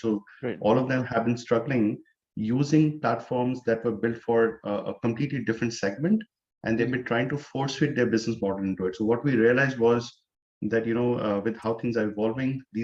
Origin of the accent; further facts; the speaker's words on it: Chamba, Himachal Pradesh, India; moved away as an adult; also born or lived in Chandigarh / Delhi / Hyderabad; now in New Jersey, United States; originally I'm from India, from a town called Chamba in Himachal Pradesh. I was born and brought up there